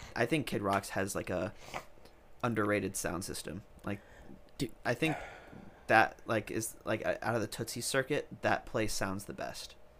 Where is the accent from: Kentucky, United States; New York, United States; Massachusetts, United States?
New York, United States; now in Nashville, United States; I'm from New York